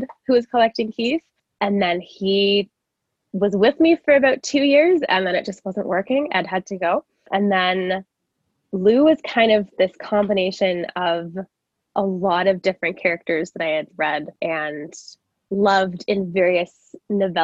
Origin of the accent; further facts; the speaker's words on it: Calgary, Alberta, Canada; I am a writer from Calgary